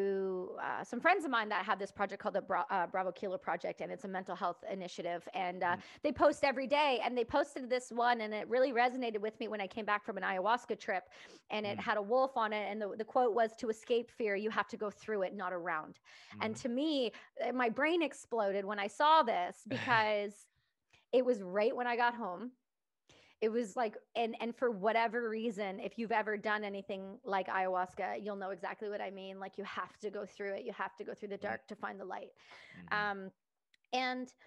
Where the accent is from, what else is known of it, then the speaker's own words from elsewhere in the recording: Canada; I'm just Canadian